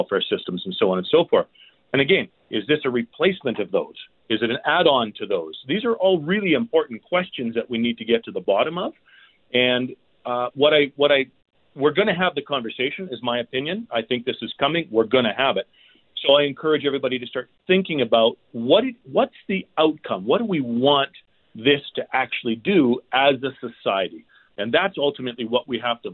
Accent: Canada; As a Canadian

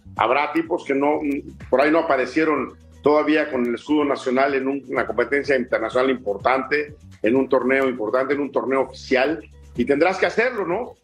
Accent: Mexico; porque soy mexicano

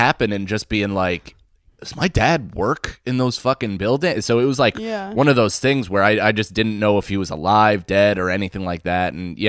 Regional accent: Rockland, New York, United States; also born or lived in Manhattan; I lived right outside in Rockland. I'm from the city. I was born in Manhattan and my parents lived in Manhattan for a long time with my older sister. And then we moved to the outskirts. So I grew up predominantly in the suburbs

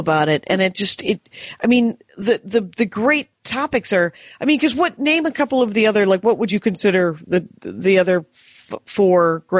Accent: Wisconsin, United States; I'm from Wisconsin.

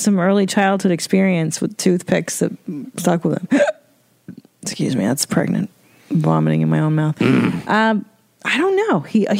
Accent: Los Angeles, California, United States; I grew up in the Valley. We don't listen to … in the San Fernando Valley.

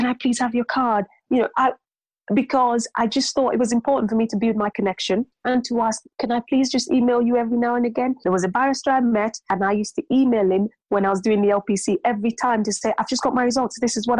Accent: London, United Kingdom; now in North East England; growing up in London, you see quite a, you know, there's a lot of ethnicity, there's a mix, there's diversity.

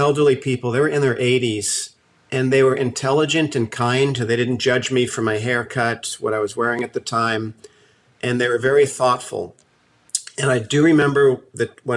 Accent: New Jersey, United States; moved away as an adult; also born or lived in Colorado; now in Santa Cruz, United States; I was born and raised in New Jersey and grew up right near New York City

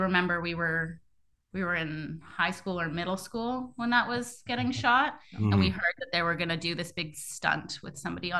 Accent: Bowen Island, British Columbia, Canada; born or raised there

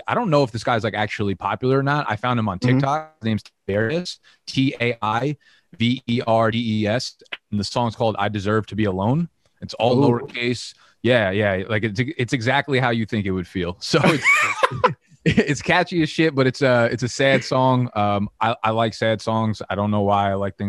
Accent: New Jersey, United States; now in Brooklyn, United States; So I was actually born in Brooklyn down in Coney Island. I only lived there for a couple of years. Ended up moving to Jersey with my mom and my sister really young. And we were in Jersey for, I want to say like 25 years.

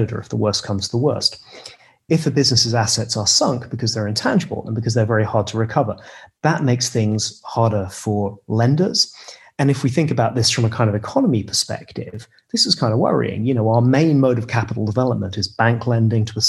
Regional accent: United Kingdom; as a British person

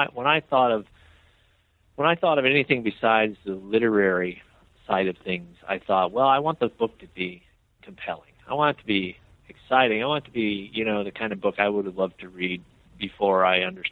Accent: Iowa City, Iowa, United States; now in Memphis, United States; I'm from Iowa. I'm from Iowa City, Iowa, up north

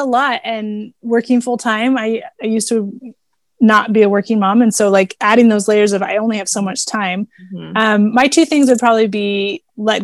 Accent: Houston, Texas, United States; I grew up driving in Houston, Texas

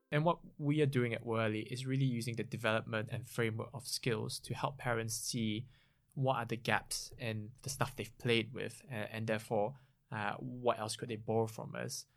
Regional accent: Singapore; moved away as an adult; now in United Kingdom; I grew up in Singapore, came to the U K over fifteen years ago now to, for my higher education

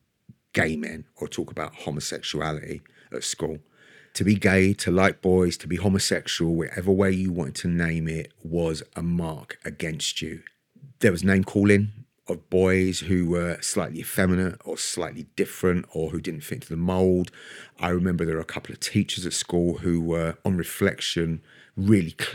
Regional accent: London, United Kingdom; So I was born and raised in Brixton, near the front line, the centre of the uprisings in 1981

